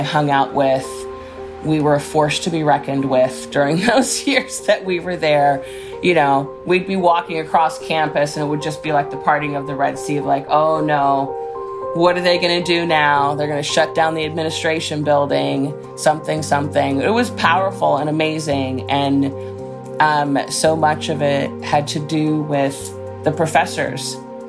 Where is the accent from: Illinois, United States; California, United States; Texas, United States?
Illinois, United States; Chicago; I was born and raised in Chicago, and the whole connection to the Black Panther Party, I say, is I was born in 1966